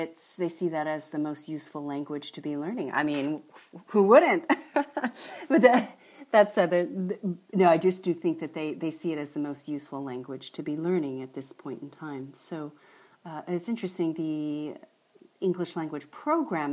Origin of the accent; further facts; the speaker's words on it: United States; as an American